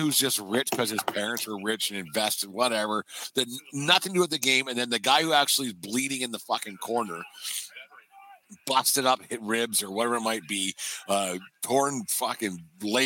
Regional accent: Canada; we're Canadian

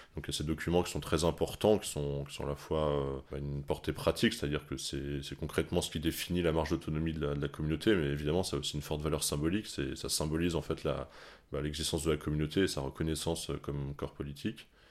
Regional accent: Paris, Île-de-France, France; quand on est parisien

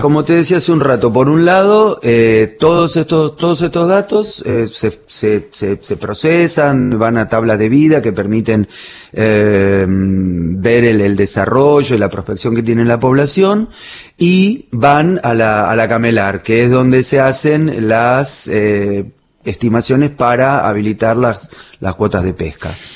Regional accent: Bernal, Buenos Aires Province, Argentina; also born or lived in Berazategui / Hudson; now in Plátanos, Argentina; yo nací y me crié en Bernal, partido de Quilmes

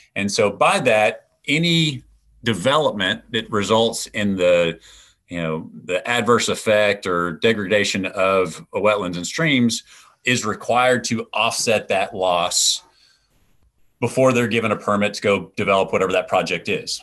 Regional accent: East Texas, United States; growing up in East Texas

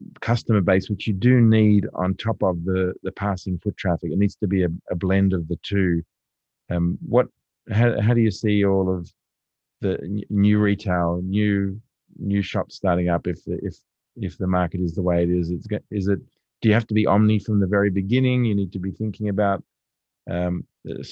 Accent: Lane Cove, New South Wales, Australia; I grew up in Lancôve

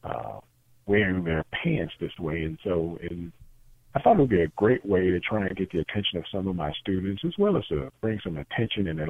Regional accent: Pickens, Mississippi, United States; I'm originally from a small city called Pickens, Mississippi

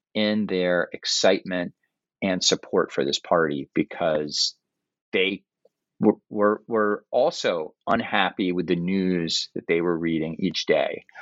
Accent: New York City, New York, United States; moved away as an adult; also born or lived in Princeton, New Jersey; now in Cambridge, Massachusetts, United States; I grew up in New York City in the 1980s

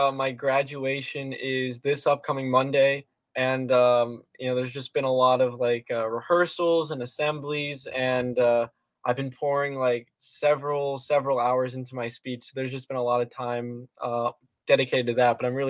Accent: South Florida, United States; So I was born and raised here in South Florida.

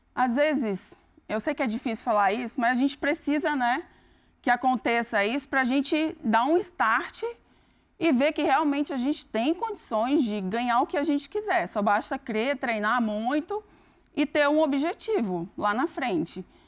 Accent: Northeast Region, Brazil; now in Campinas, Brazil; eu sou do Nordeste

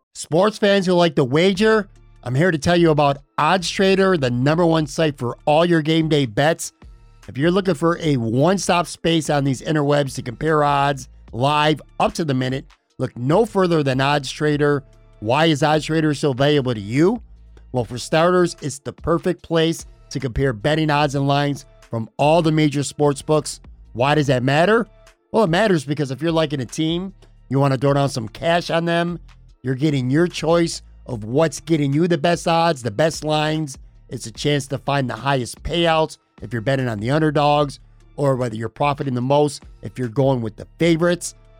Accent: Buffalo, New York, United States; I grew up on the west side of Buffalo

